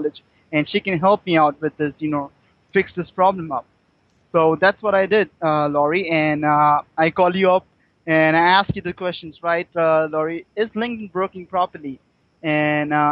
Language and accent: English; Mumbai, Maharashtra, India; I'm from India, Mumbai.